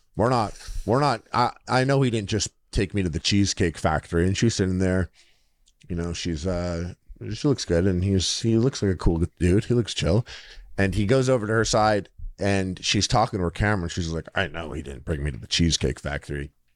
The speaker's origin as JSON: {"language": "English", "town": "Montreal", "region": "Quebec", "country": "Canada", "said": "I'm from Montreal."}